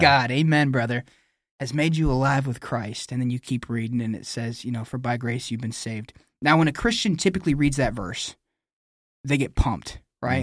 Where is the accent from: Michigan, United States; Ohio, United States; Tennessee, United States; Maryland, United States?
Michigan, United States; New Era; I'm a Michigan man. So I grew up in Nuera, Michigan